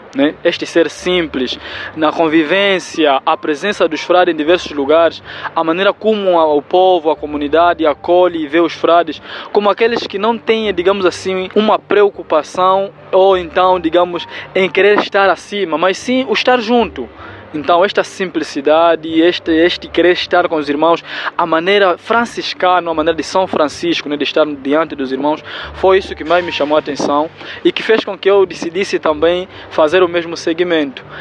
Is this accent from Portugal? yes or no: no; Benguela, Angola; na região onde eu nasci, que é a província de Benguela